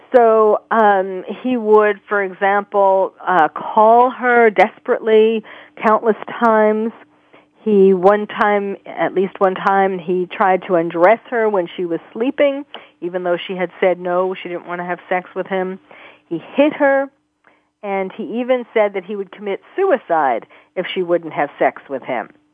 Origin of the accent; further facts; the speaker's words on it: New York, United States; I grew up in New York